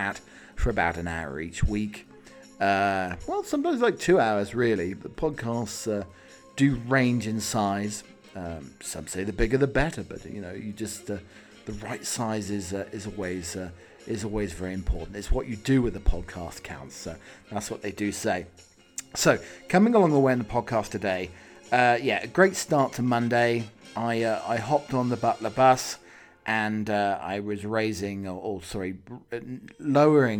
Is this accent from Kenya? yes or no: no; England, United Kingdom; moved away as an adult; now in United States; I haven't lived in the UK for 20 years, but I have been living my life as an Englishman in America.